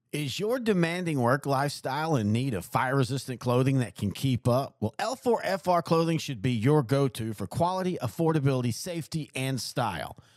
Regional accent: Marshall, Texas, United States; I grew up in Marshall

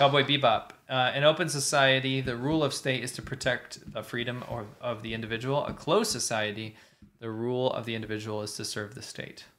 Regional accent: Pennsylvania, United States; I was raised in Pennsylvania

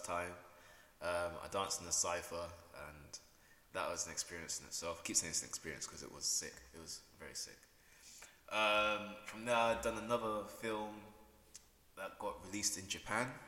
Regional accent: Peterborough, East of England, United Kingdom; come back to my hometown in Peterborough

